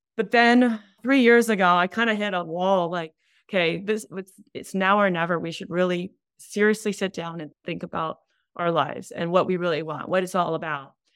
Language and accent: English; Hawaii, United States; moved away as an adult; now in California, United States; we're in Hawaii, we're from Hawaii